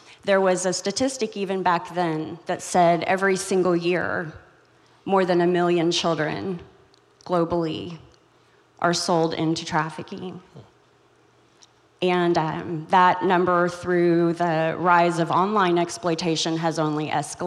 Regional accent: Joplin, Missouri, United States; I'm from Joplin, Missouri. I was raised in Joplin, Missouri, so just in your backyard

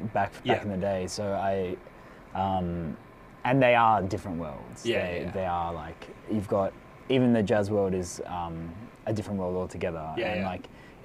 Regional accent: Melbourne, Victoria, Australia; I come from Melbourne, Australia.

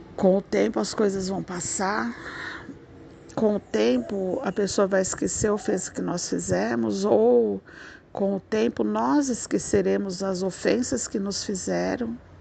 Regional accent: Brazil; eu sou caipira do interior

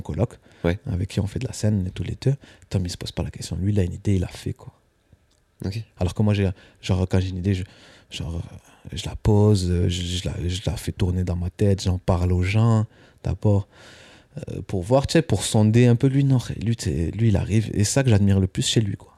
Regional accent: Albias, Occitania, France; moved away as an adult; now in Paris, France; je viens du sud-ouest de la France, dans un petit village près de Toulouse qui s'appelle Albias

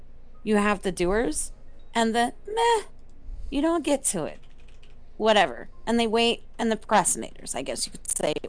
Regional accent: the South, United States; I'm a female. I'm a minority, and I'm from the South.

